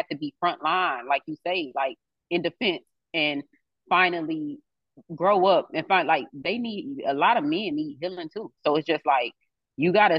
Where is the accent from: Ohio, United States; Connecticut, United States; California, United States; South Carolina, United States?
Ohio, United States; Cleveland; moved away as an adult; I'm from Cleveland. That's my city